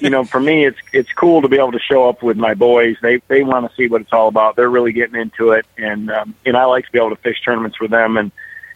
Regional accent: Michigan, United States; I grew up in Michigan.

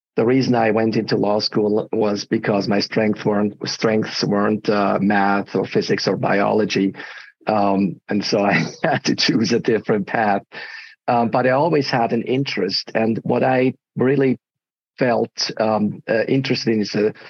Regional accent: Switzerland; moved away as an adult; also born or lived in United States; I'm originally from Switzerland

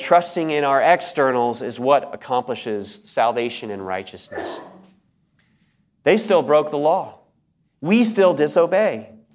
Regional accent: United States; I was an American

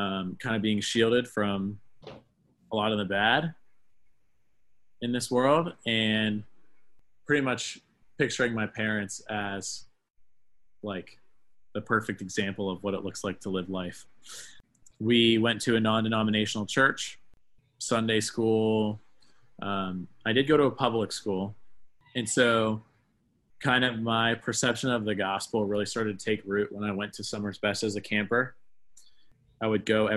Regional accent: Cranberry Township, Pennsylvania, United States; moved away as an adult; now in State College, United States; I grew up in Pittsburgh, Pennsylvania, about 20 minutes north in a town called Cranberry Township

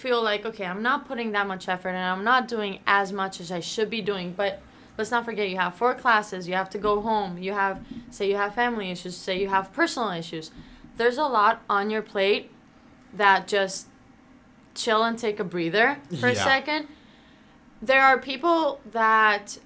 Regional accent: Athens, Attica, Greece; moved away as an adult; now in United States; growing up in Greece, in Athens, and then moving here, so like leaving my family and moving here by myself

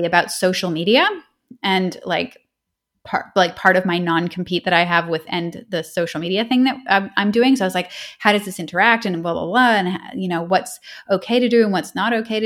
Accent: Canada; moved away as an adult; now in Australia; I'm Canadian, but I live in Australia and I have done so since 2011

